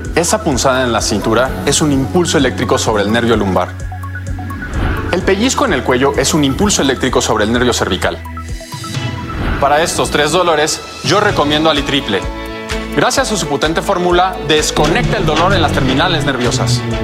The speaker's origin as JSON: {"language": "Spanish", "country": "Mexico", "said": "como buenos mexicanos siempre también nos acompaña el Alcacelser"}